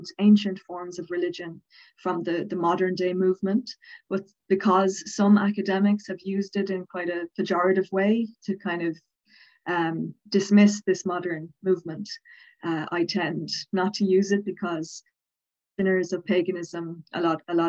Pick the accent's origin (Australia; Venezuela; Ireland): Ireland; Dublin, Leinster; accent: Southern Irish; now in Cork, Ireland; I'm from Dublin, but I live in Cork, but I am from Dublin